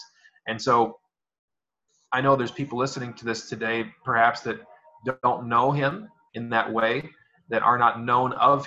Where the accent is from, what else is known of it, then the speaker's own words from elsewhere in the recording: United States; moved away as an adult; now in American Samoa; But I am from the United States originally